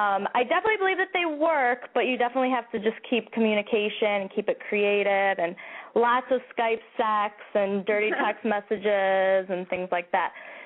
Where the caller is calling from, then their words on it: Chicago, Illinois, United States; We're 25. We live in Chicago.